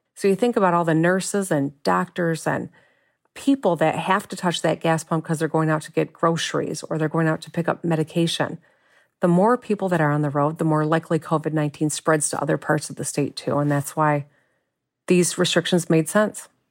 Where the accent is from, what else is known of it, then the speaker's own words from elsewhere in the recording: Michigan, United States; lifelong Michigander. I've lived here my whole life